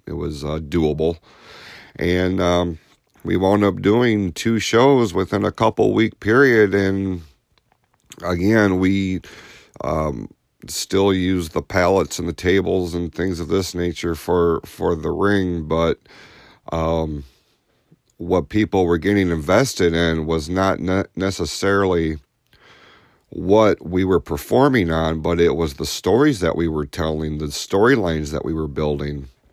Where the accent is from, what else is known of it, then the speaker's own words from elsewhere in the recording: Hadley, United States; growing up in Hadley